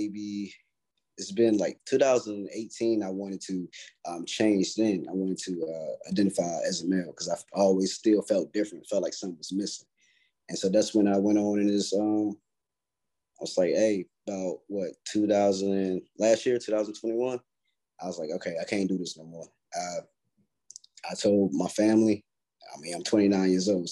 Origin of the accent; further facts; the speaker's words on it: Stovall, North Carolina, United States; moved away; I'm from North Carolina originally.